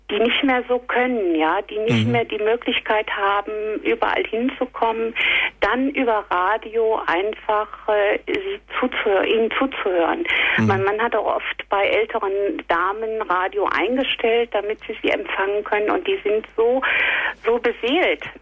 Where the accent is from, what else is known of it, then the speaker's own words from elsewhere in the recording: Rhineland, Germany; moved away as an adult; now in Munich, Germany; wir kommen gebürtig aus dem Rheinland, sind vor einigen Jahren nach München gekommen.